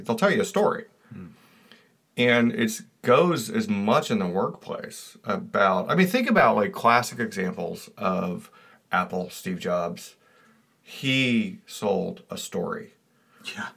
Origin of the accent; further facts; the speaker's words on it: Georgia, United States; I come from Georgia